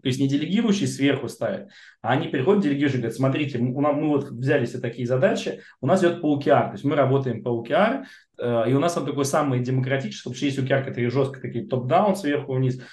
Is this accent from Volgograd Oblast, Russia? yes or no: no; Moscow, Russia; Я коренной москвич.